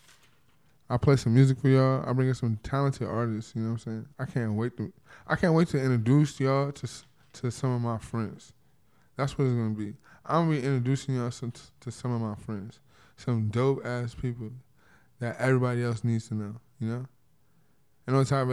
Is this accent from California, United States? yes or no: yes; Compton, California, United States; I'm from Compton, California.